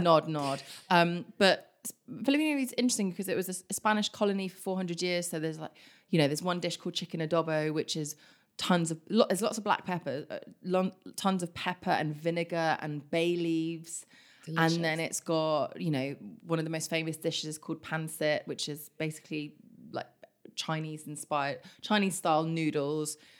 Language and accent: English; Kingston upon Thames, London, United Kingdom; also born or lived in Germany / Philippines (mother's origin); now in London, United Kingdom; We grew up in Kingston.